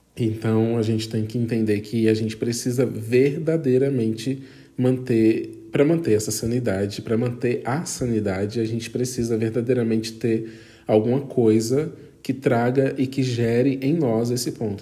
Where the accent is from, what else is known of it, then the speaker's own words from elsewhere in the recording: Brazil; fora do meu país de origem, que é o Brasil